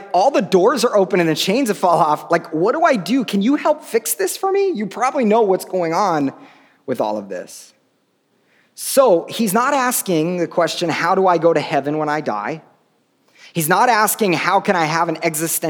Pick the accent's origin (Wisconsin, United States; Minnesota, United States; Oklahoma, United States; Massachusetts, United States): Oklahoma, United States; I grew up in Oklahoma, and we had lots of tornadoes